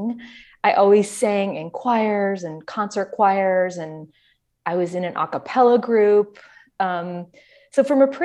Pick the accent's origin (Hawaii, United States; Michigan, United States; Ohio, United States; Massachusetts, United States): Michigan, United States; Grosse Pointe; moved away; also born or lived in New York; technically I grew up in Grosse Pointe, but you just say you lived in Detroit because we did. It's Metro Detroit